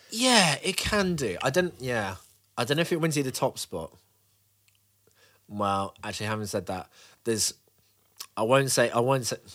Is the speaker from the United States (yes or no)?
no; Birmingham, West Midlands, United Kingdom; Birmingham. Big up my Birmingham crew.